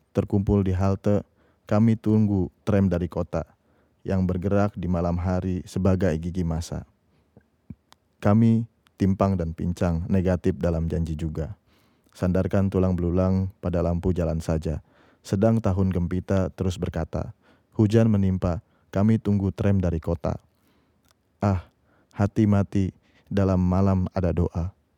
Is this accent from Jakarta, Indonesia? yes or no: yes; Jakarta, Indonesia; also born or lived in Tangerang; Aku lahir di Rawamangun, tumbuh hmm. Eh, di Rawamangun